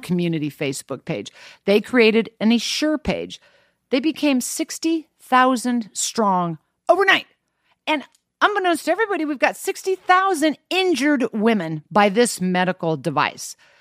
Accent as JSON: {"language": "English", "region": "Kansas", "country": "United States", "tie": "born or raised there", "said": "I grew up in Kansas."}